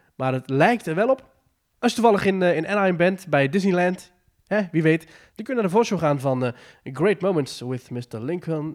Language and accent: Dutch; Netherlands; als Nederlanders